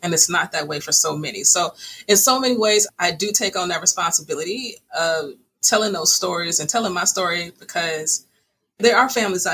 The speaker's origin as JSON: {"language": "English", "town": "Chicago", "region": "Illinois", "country": "United States", "tie": "born or raised there", "said": "I was raised by my mom and dad, south side of Chicago"}